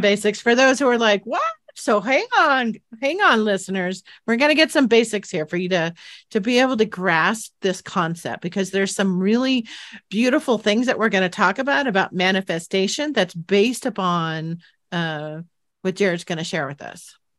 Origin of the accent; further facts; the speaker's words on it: San Jose, California, United States; where I grew up in San Jose, California